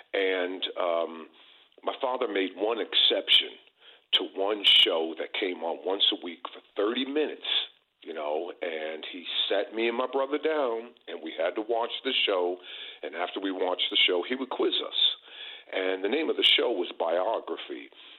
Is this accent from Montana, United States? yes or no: no; New Jersey, United States; Born and raised in New Jersey, had your basic family in the 1950s and everything